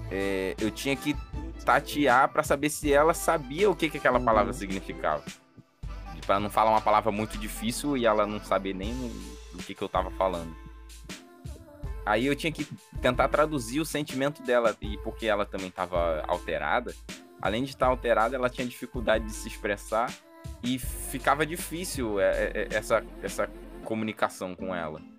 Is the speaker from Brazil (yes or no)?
yes; Rio de Janeiro, Brazil; now in Natal, Brazil; É, senti muito isso quando eu cheguei aqui em Natal, que eu vim do Rio e, tipo, é, 10 anos atrás, que eu tô aqui há 10 anos